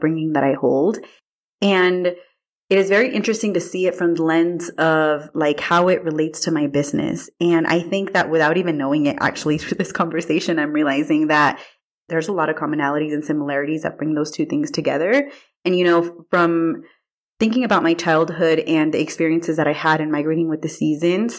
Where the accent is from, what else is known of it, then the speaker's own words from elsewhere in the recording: Watsonville, California, United States; I am originally from Watsonville, California.